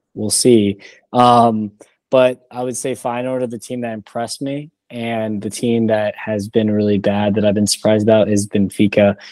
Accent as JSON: {"language": "English", "town": "Raleigh", "region": "North Carolina", "country": "United States", "tie": "born or raised there", "said": "I grew up in Raleigh"}